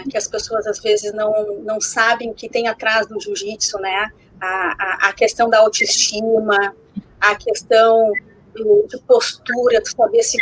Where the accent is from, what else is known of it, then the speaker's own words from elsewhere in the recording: Porto Alegre, Rio Grande do Sul, Brazil; imagina a gente está no Sul, a gente é de Porto Alegre.